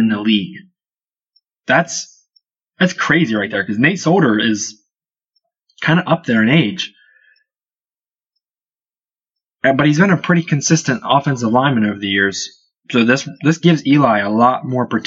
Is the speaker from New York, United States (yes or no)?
no; Byesville, Ohio, United States; We're from Byesville, Ohio